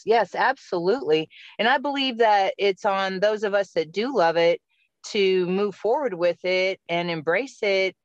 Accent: Fargo, North Dakota, United States; moved away as an adult; now in Montana, United States; I grew up in Fargo, North Dakota

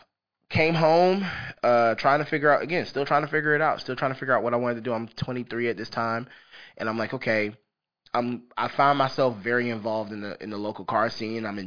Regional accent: Columbia, South Carolina, United States; also born or lived in Charleston, South Carolina; In 1996, we moved here to Columbia, raised here, you know, went to Richland District 1 schools, graduated from Kenan High School in 2009

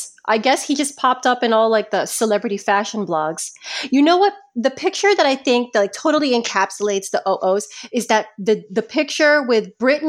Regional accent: Philippines; It's because we're Filipino, so like all the guys in the family, all the cousins and the uncles, everyone watches it.

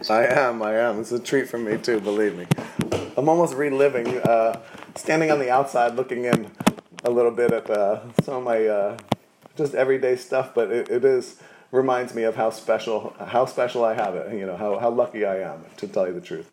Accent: New Jersey, United States; now in New Orleans, United States; I grew up in New Jersey

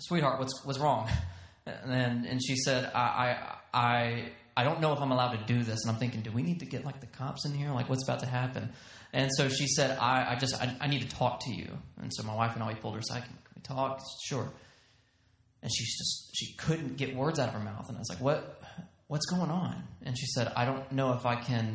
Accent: Texas, United States; accent: Southern; also born or lived in Georgia; now in Bozeman, United States; We have Texas pride. So my wife always says, you know, we have to tell people we're from Texas, not Georgia. We're from Texas.

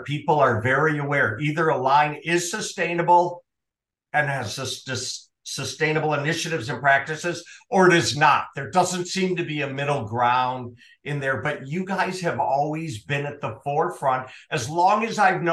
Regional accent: Minnesota, United States; accent: Minnesota; now in Arizona, United States; My Minnesota accent, living in Arizona these days

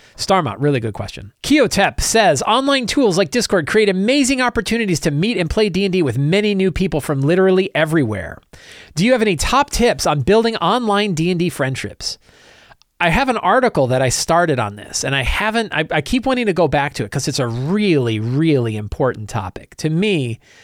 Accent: Virginia, United States; I'm from Virginia as well

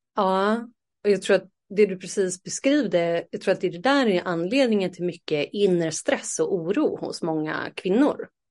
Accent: Sweden; moved away; ett år tillbaka hemma i Sverige

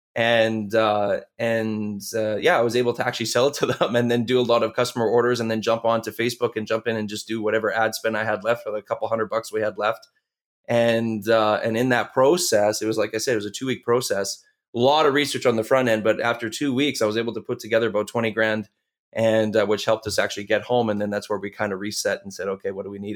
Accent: Canada; we're, we're from Canada

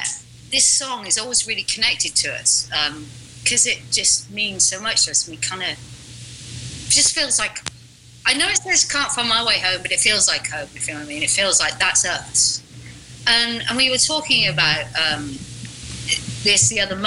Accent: United Kingdom; we're British

